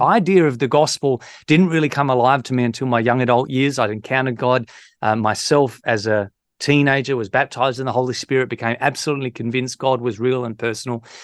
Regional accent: Victor Harbor, South Australia, Australia; moved away; from Victor Harbour, where I'm from, in South Australia

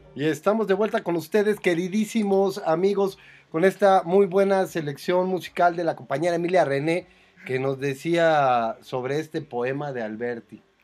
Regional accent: Mexico; yo soy muy mexicano

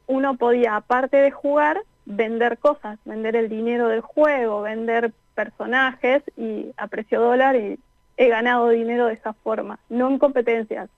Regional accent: Neuquén, Argentina; moved away as an adult; now in France; no nací en Neuquén, pero viví en Neuquén a partir de los dos años. Así que prácticamente toda la vida.

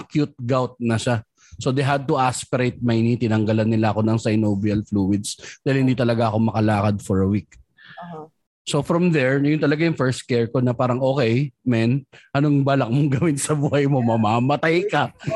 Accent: Manila, Metro Manila, Philippines; Growing up in Tondo, pamatsuhan pa 'yan, pare

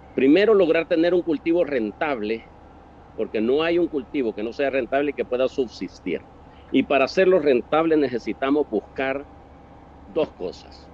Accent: El Salvador; mi país, El Salvador

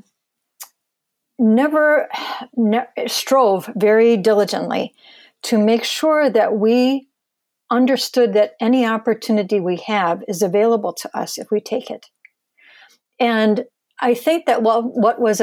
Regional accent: Michigan, United States; I'm born and raised in Michigan and have lived here my whole life.

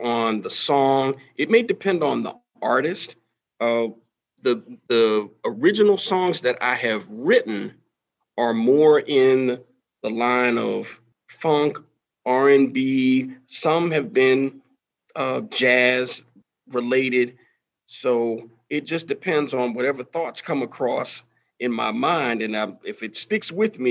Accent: Florida, United States; moved away as an adult; now in Georgia, United States; I've taught the majority of the time here in the state of Georgia, but I'm originally from Florida

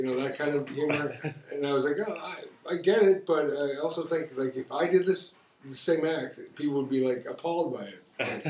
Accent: Chicago, Illinois, United States; moved away as an adult; now in China; I grew up in Jefferson Park, which is like super safe, super nice. It's firemen, plumbers, electricians.

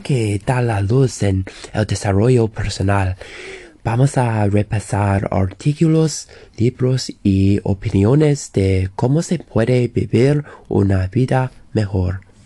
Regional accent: England, United Kingdom; soy de Inglaterra

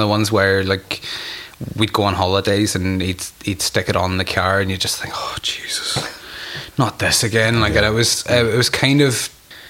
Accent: Ireland; I was very limited amount of mad stuff growing up in Ireland

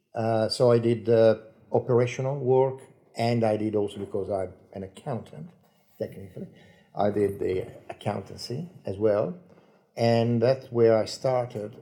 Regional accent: Ravenna, Emilia-Romagna, Italy; English is a second language; moved away as an adult; also born or lived in Pesaro; now in Tasmania, Australia; I was born in Pesaro, eh, but at, when I was one year old, my parents migrated or moved uh, eh, 100 k's north to Ravenna

